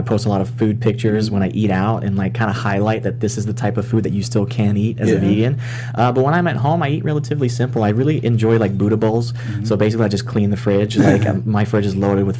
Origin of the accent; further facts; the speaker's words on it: South Mississippi, United States; I was actually born and raised in South Mississippi within a Hindu community.